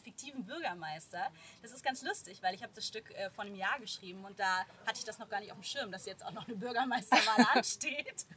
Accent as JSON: {"language": "German", "town": "Rheinbach", "region": "North Rhine-Westphalia", "country": "Germany", "tie": "born or raised there", "also_born_or_lived": "Bonn / Hamburg", "moved": "as an adult", "lives_now": "Cologne, Germany", "said": "ich bin Rheinbacherin, also mittlerweile wohne ich in Köln, aber ich bin in Rheinbach groß geworden, hier zur Schule gegangen"}